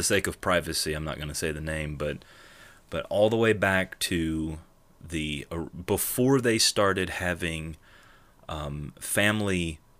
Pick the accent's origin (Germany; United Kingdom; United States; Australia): United Kingdom; England; I'm from England. My family descent is very English.